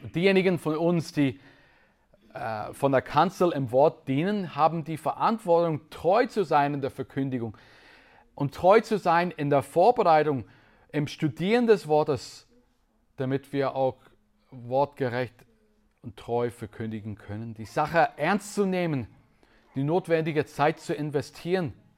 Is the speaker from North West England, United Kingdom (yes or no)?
no; Northern Ireland, United Kingdom; German is a second language; moved away as an adult; also born or lived in Switzerland; Ich bin in Nordirland aufgewachsen